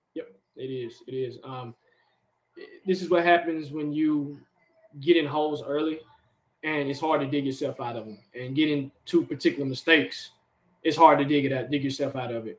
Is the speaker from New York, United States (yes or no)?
no; Nashville, Tennessee, United States; We're from Tennessee, born and raised, Nashville, in SEC country